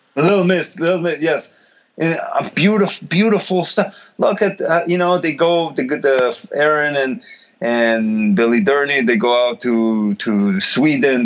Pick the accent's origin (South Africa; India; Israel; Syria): Israel; I'm from Israel